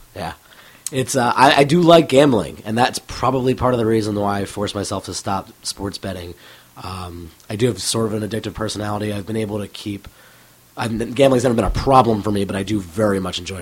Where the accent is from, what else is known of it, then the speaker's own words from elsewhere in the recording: Cheltenham, Pennsylvania, United States; now in Denver, United States; I grew up in Philadelphia, or right outside of Philadelphia, in a town called Cheltenham, which is about ten minutes north of the city line.